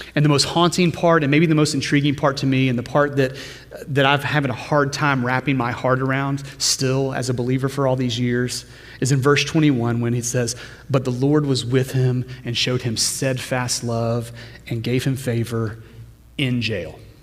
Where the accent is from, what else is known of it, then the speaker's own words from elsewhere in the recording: Louisiana, United States; as a normal kid growing up in Louisiana